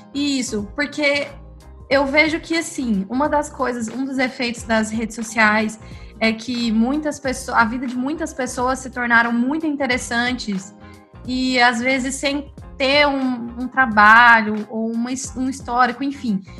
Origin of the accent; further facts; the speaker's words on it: Goiânia, Goiás, Brazil; eu sou de Goiânia e minha família, por parte de pai, é do interior